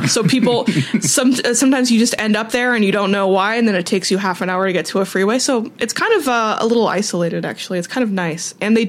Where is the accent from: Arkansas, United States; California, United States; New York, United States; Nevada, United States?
California, United States; Whittier; I'm not from Northridge. I was born and raised in Whittier, California.